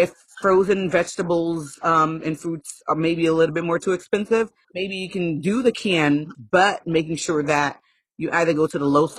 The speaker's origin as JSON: {"language": "English", "country": "Haiti", "tie": "born or raised there", "moved": "yes", "said": "I'm from a third world country. I was born in Haiti."}